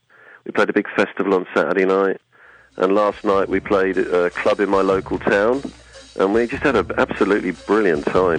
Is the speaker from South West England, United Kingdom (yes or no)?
no; Aldeburgh, East of England, United Kingdom; in Aldborough, in Suffolk, which is my hometown